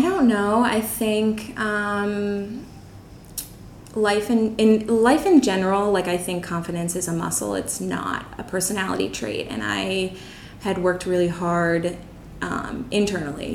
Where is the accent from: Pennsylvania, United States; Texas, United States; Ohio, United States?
Pennsylvania, United States; Bucks County; moved away as an adult; now in Chiang Mai, Thailand; i'm from bucks county pennsylvania it's a, about an hour outside of philadelphia